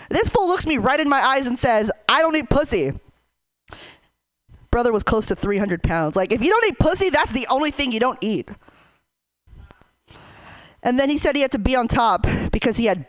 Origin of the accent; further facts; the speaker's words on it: Hayward, California, United States; I'm from Hayward